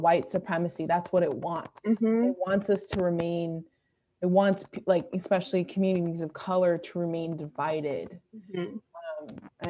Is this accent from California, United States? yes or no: yes; California, United States; growing up in California, like you mentioned before, like California and like New York are states where they have the largest Asian populations in the country.